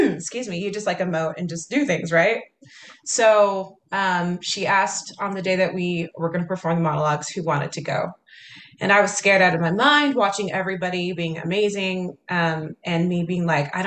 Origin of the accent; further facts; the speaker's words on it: Kaysville, Utah, United States; Kaysville, Utah.